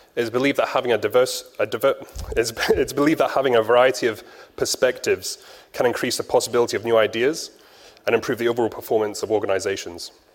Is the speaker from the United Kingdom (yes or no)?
no; Japan; I'm pure Japanese